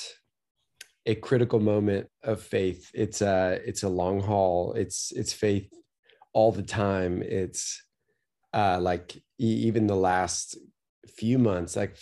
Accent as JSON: {"language": "English", "town": "Tyler", "region": "Texas", "country": "United States", "tie": "born or raised there", "moved": "as an adult", "lives_now": "Nashville, United States", "said": "I grew up in Tyler, Texas"}